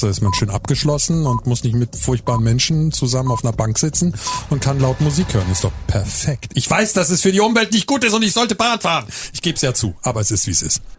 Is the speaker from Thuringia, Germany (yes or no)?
no; Berlin, Germany; now in Hamburg, Germany; ich bin in Berlin geboren, lebe aber seit sehr vielen Jahren in Hamburg